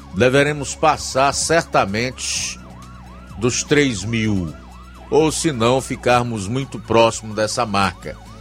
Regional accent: Ceará, Brazil; como cearenses e pessoas que moram nesta terra

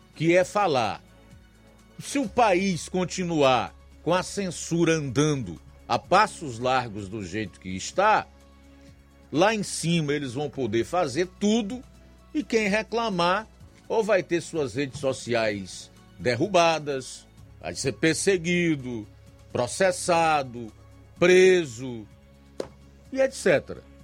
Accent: Brazil; Como brasileiro, como trabalhador, como morador deste solo, desta pátria.

